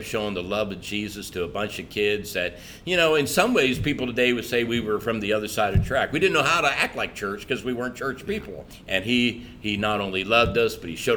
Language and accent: English; Naples, Florida, United States; also born or lived in Cecilton, Maryland; I grew up in Naples. I was a blonde hair, blue eye, jock down in Naples